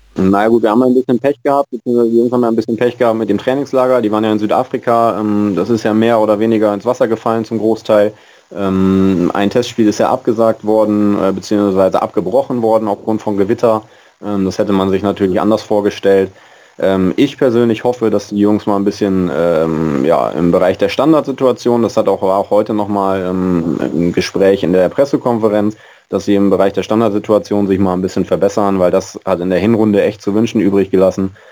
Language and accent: German; Bremen, Germany; bei uns in Bremen